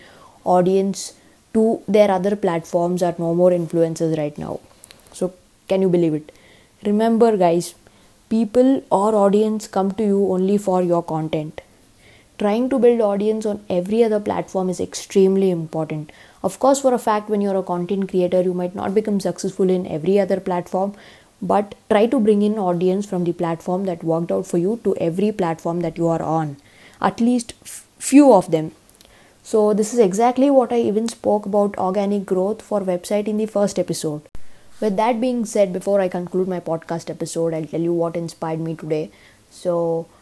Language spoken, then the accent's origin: English; India; as an Indian